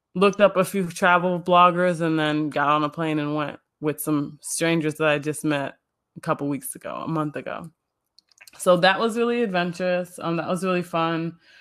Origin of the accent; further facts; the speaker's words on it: Illinois, United States; I was born in Illinois, born and raised in the suburbs